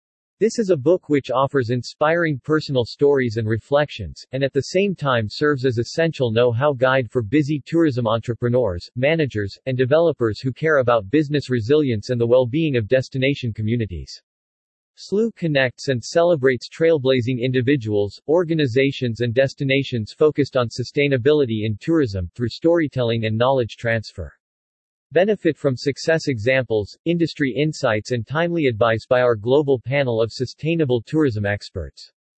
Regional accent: Germany; English is a second language; now in Bangkok, Thailand; When I was around 16 years old, growing up in Germany, my father told me that the future will be in Asia

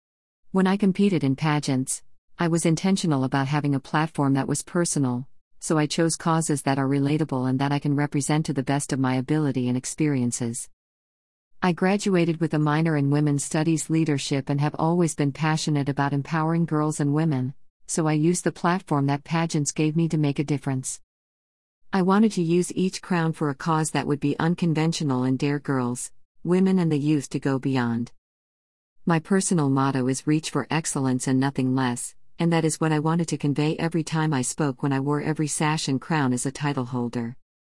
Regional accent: Freetown, Western Area, Sierra Leone; born there; I was born in Freetown, Sierra Leone, a small country in West Africa.

